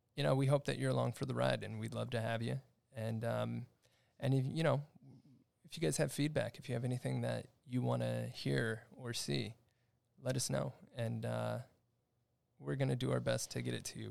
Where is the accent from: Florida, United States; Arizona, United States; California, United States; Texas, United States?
California, United States; Upland; I grew up here in the Los Angeles area in a town called Upland, uh, just on the outskirts of L A County in the Pomona area